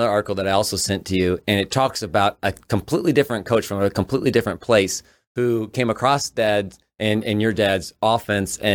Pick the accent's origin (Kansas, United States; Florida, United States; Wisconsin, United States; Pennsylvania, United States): Kansas, United States; we grew up in Kansas where eight man football was really cool.